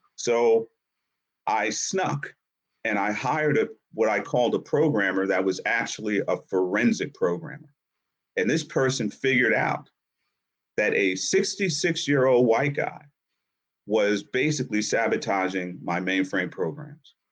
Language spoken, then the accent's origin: English; Yonkers, New York, United States; born or raised there; also born or lived in Harlem, New York